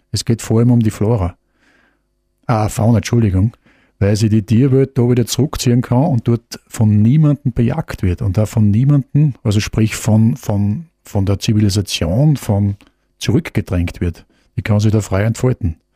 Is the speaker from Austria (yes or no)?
yes; Austria; Also Österreich muss ich einen gewissen Vorteil. Ähm, wir haben natürlich auch die nötige Portion Schmäh dazu